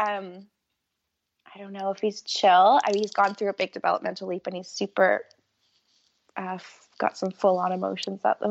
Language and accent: English; Canada; moved away as an adult; also born or lived in London, United Kingdom; now in Liverpool, United Kingdom; I came from Canada. Somehow I've ended up living in the UK in Liverpool.